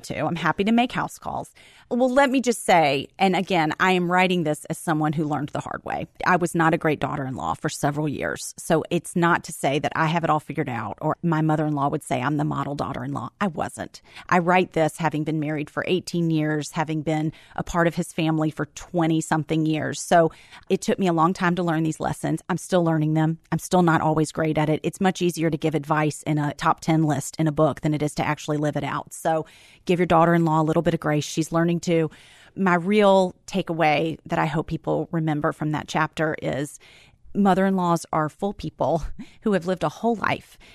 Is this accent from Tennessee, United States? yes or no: yes; Memphis, Tennessee, United States; born or raised there; moved away as an adult